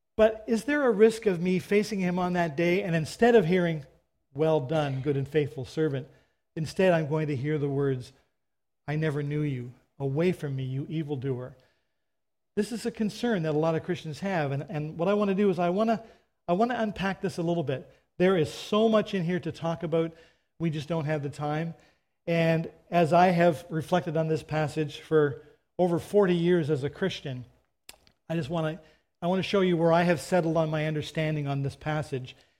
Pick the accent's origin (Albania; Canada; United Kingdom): Canada; I'm a Canadian